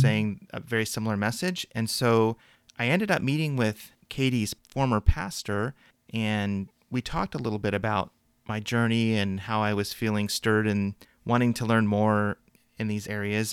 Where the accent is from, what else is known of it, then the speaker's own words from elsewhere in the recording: Midwest, United States; growing up in the Midwest